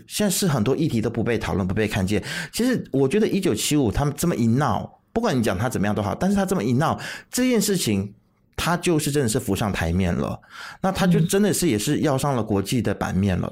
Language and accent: Chinese; Malaysia; 我们马来西亚人可以在我们自己国内吵翻天